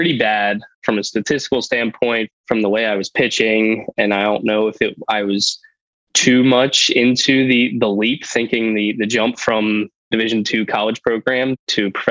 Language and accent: English; Allentown, Pennsylvania, United States; also born or lived in Millersville, Pennsylvania; now in Lancaster, United States; I grew up in Allentown and then went to school out here at Millersville, met my wife, and then we live in Lancaster